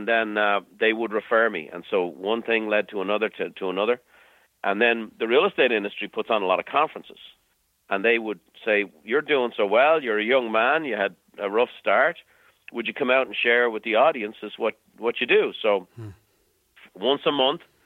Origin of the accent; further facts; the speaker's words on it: Ireland; moved away as an adult; now in United States; growing up in Ireland